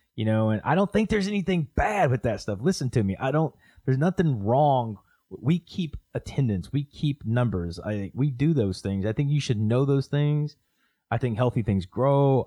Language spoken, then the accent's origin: English; Oklahoma, United States; I'm from Oklahoma